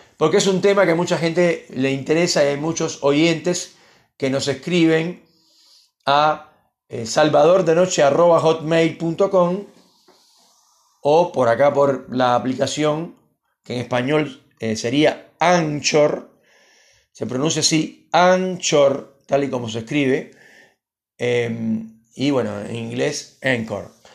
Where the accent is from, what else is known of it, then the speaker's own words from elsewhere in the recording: Argentina; Entonces es horrible vivir acá